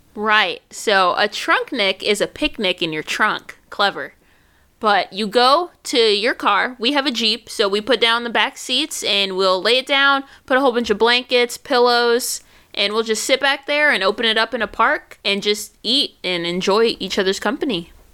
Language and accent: English; New York, United States; moved away; I'm from New York